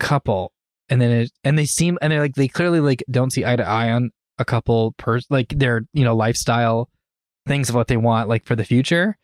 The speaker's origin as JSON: {"language": "English", "area": "where Birdemic takes place", "region": "California", "country": "United States", "tie": "born or raised there", "moved": "yes", "said": "my hometown is where Birdemic takes place"}